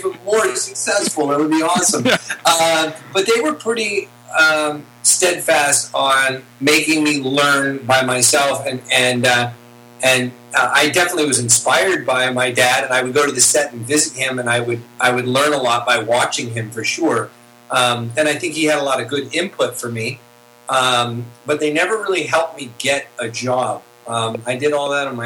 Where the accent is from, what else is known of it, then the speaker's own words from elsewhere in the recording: Santa Monica, California, United States; also born or lived in Hollywood, California; I was born in 1971 in Santa Monica, California.